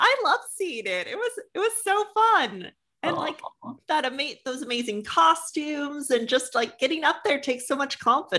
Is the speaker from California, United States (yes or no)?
yes; San Diego, California, United States; I'm from San Diego